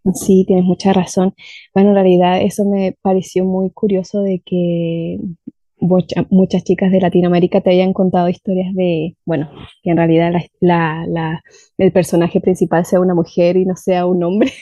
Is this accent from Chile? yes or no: yes; Valdivia, Los Ríos, Chile; Mi ciudad se llama Valdivia y está en el sur de Chile